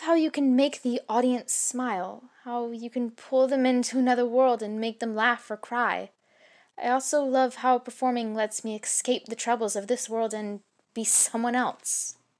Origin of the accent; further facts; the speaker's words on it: St. Louis, Missouri, United States; I grew up in Saint Louis, Missouri